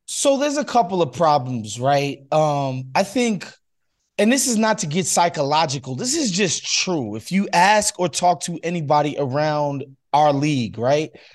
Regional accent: New York, United States; moved away as an adult; now in Los Angeles, United States; I spent 30 years, first 30 years of my life in New York, so you know, I, I'm definitely a New Yorker

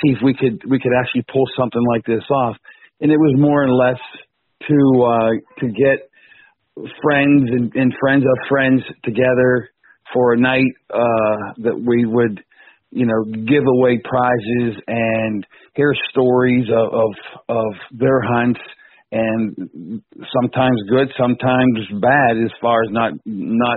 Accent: Pittsburgh, Pennsylvania, United States; I'm from Pittsburgh, Pennsylvania

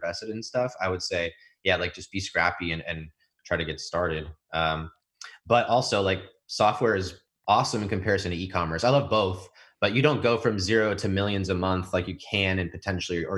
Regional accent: Houston, Texas, United States; also born or lived in San Francisco, California; I grew up in San Francisco until school started, I guess, like first grade. And then I was in Houston until grade school, high school

